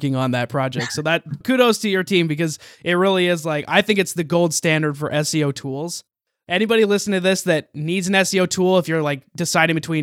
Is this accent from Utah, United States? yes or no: yes; Utah, United States; I'm from Utah in the United States